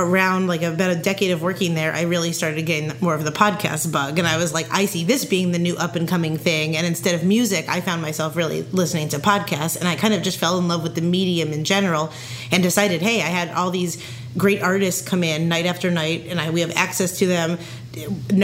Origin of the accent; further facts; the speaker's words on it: Pennsylvania, United States; I'm from Pennsylvania